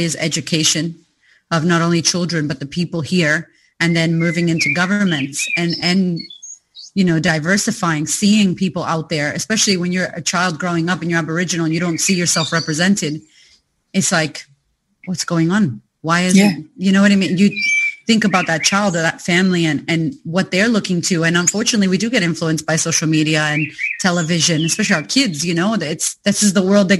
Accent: United States; now in Australia; someone like myself, who I'm not Australian, you know, yet, trying to get that citizenship fast though. I'm not going to lie. I don't want to go back to America anytime yet. I love you, America, but I'm going to stay here.

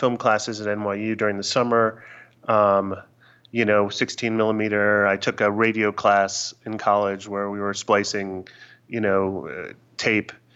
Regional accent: New York, United States; growing up in New York

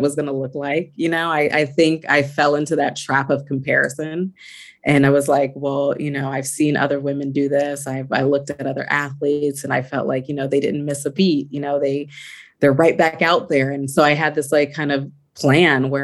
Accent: California, United States; move back to California, my hometown

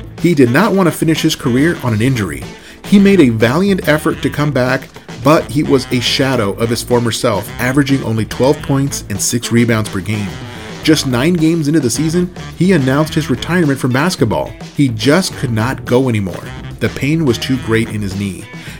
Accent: Southern California, United States; I grew up in Southern California as a Lakers fan

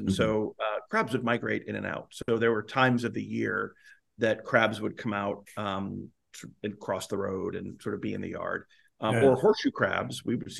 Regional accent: Florida, United States; Growing up in Florida

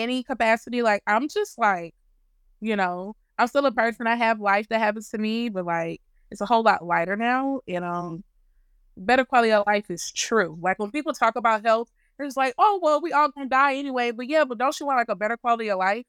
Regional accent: Louisiana, United States; I'm from Louisiana

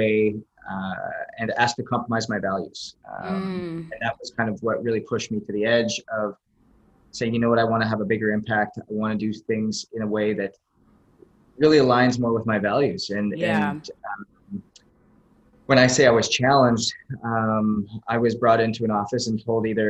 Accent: Canada; moved away; I was born and raised in Canada

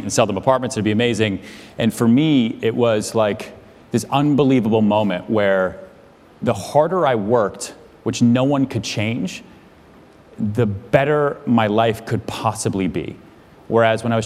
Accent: outside Boston, Massachusetts, United States; now in New York City, United States; I grew up outside Boston

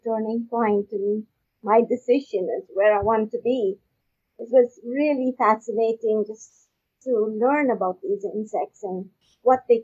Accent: Pakistan; now in Canada; I'm not from Canada, so you know I grew up in Pakistan

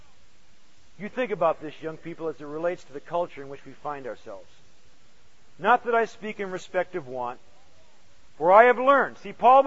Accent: United States; American Christians.

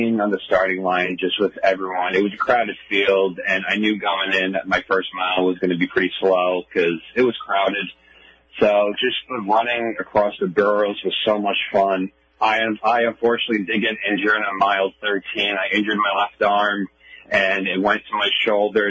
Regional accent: New York City, New York, United States; this is my home, New York

